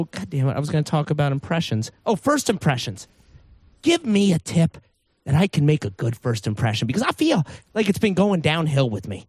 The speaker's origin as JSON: {"language": "English", "region": "New Jersey", "country": "United States", "moved": "yes", "said": "I'm from New Jersey. And I left New Jersey a while ago"}